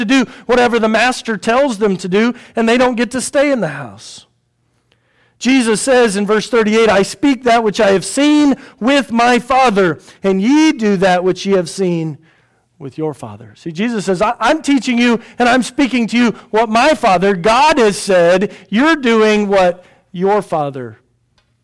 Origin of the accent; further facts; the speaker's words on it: United States; I'm an American